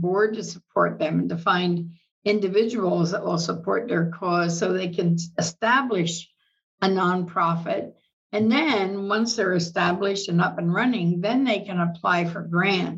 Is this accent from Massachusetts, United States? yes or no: no; Reading, Pennsylvania, United States; moved away as an adult; now in Boulder City, United States; I am from Reading, Pennsylvania. Lived there all my life